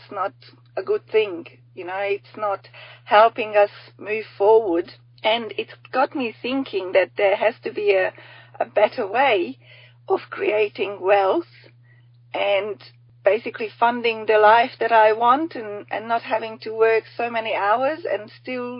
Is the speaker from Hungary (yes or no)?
yes; Hungary; now in Australia; I'm from Hungary originally. I'm only a token Aussie here.